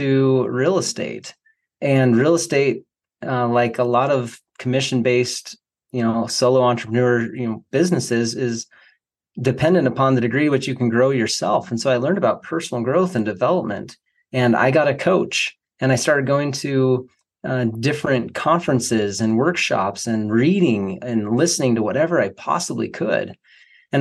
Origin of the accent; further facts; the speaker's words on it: Boise, Idaho, United States; moved away; I was just moving back to my hometown of Boise, Idaho.